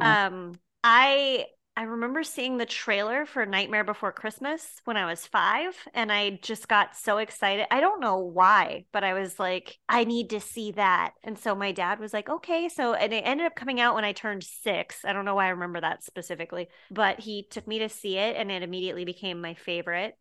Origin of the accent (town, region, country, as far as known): Westminster, Colorado, United States; born or raised there; moved away; also born or lived in Boulder, Colorado